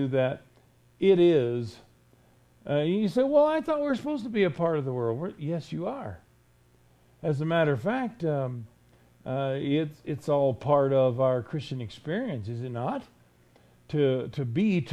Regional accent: Florida, United States; I was raised in Florida

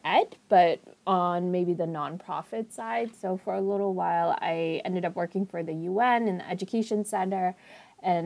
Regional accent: New York City, New York, United States; also born or lived in Long Island; I grew up in Queens, I live in Long Island

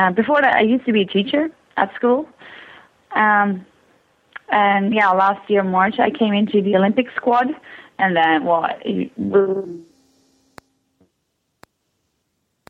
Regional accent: northern Netherlands, Netherlands; also born or lived in Canada; I live up in the north, in Bijlen, it's called. It's a little village. It's in the north of Holland.

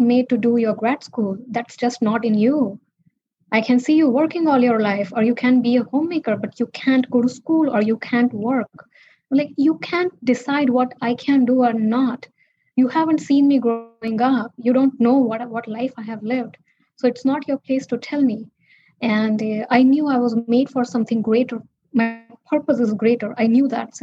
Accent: India; now in United States; growing up in India, poor and as a girl

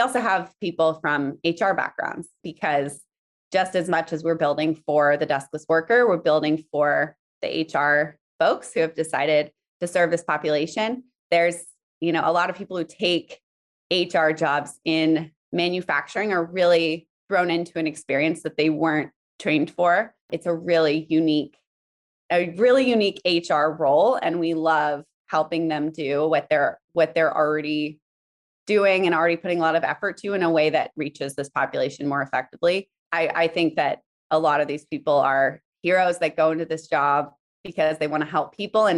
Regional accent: Alaska, United States; also born or lived in South Africa; I'm from kind of all over. I was born in South Africa, but mostly grew up in Alaska, but lived in many countries and states.

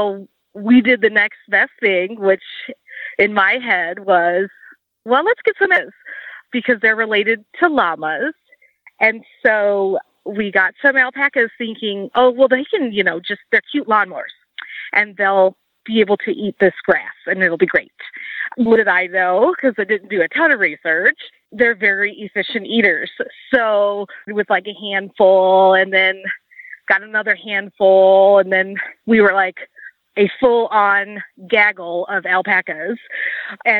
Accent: Chicago, Illinois, United States; now in Walla Walla, United States; I was born and raised in the Chicagoland area

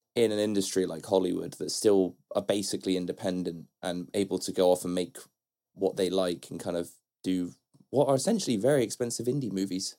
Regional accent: Bristol, South West England, United Kingdom; Bristol, that's my hometown, and where I grew up

